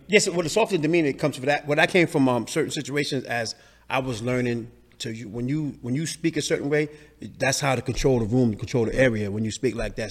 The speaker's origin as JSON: {"language": "English", "town": "New York City", "region": "New York", "country": "United States", "tie": "born or raised there", "said": "I grew up in the Lower East Side"}